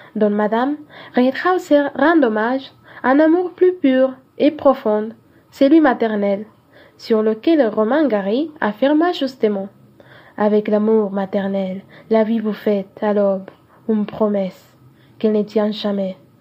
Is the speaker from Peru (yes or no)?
yes; Cajamarca, Peru; French is a second language; Je viens du nord-orient du Pérou, en particulier de Cajamarca.